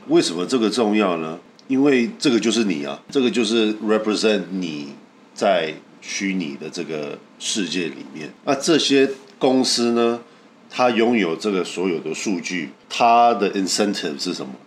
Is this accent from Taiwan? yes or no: yes; Taiwan; 我们台湾人